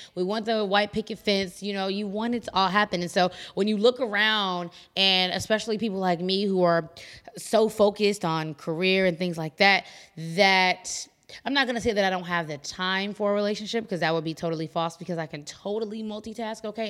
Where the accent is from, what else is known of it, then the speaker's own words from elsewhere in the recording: Chicago, Illinois, United States; I come from Chicago